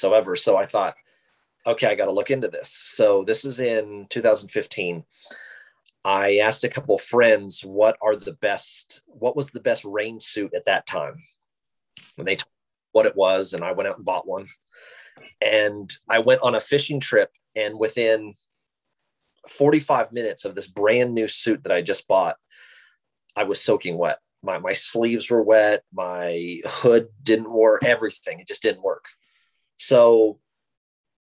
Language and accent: English; Wyoming, United States; I'm originally born and raised in Wyoming